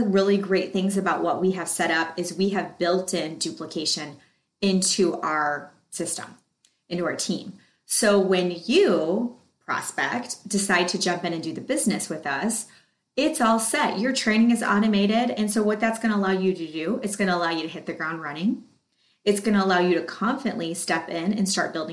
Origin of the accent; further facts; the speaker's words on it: Michigan, United States; I was born in Michigan